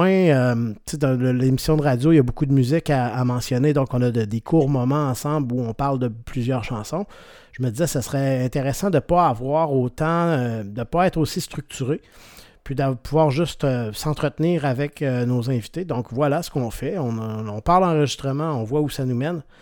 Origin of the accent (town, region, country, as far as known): Quebec, Canada